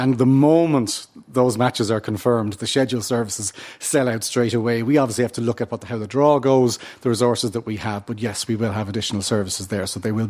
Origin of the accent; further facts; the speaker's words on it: Portmarnock, Leinster, Ireland; Now, I'm from Portmarnock, just up the road here, right?